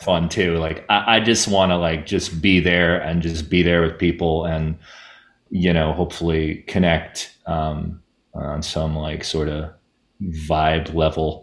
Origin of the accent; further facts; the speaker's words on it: New Jersey, United States; growing up in New Jersey